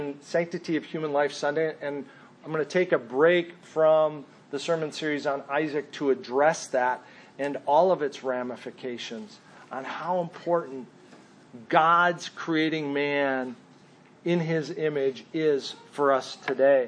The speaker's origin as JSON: {"language": "English", "region": "Minnesota", "country": "United States", "tie": "born or raised there", "also_born_or_lived": "Mesa, Arizona / California", "said": "I grew up a Minnesotan because that's where my parents moved"}